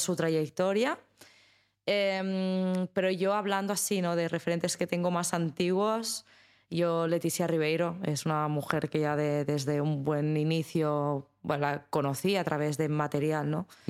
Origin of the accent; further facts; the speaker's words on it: Spain; como española y como mujer en España